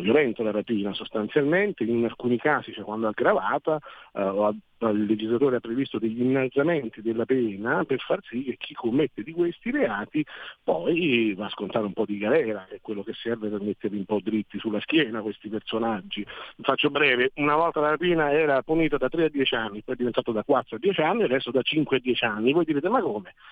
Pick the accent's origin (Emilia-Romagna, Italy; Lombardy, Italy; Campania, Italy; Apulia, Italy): Campania, Italy; Naples; now in Milan, Italy; io vengo da Napoli